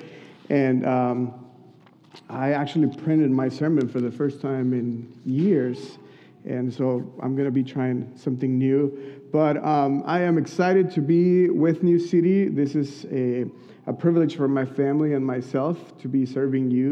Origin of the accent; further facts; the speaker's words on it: Mexico; moved away; I'm from Mexico